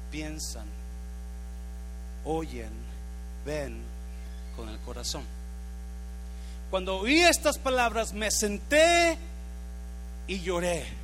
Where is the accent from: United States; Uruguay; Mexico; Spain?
United States; born there; Yo nací en el United States. Yo me hice americano.